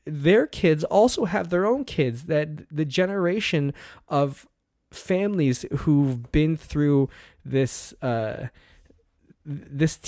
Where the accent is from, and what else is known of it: Canada